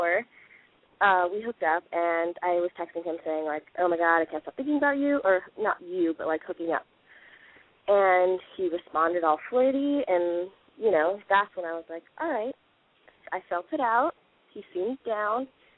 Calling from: San Diego, California, United States

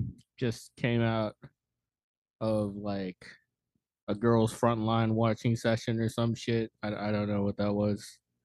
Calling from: Oklahoma, United States; I'm in Oklahoma currently.

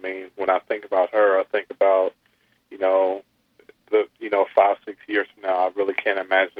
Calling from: Indianapolis, Indiana, United States; Yes. I'm actually calling from Indianapolis.

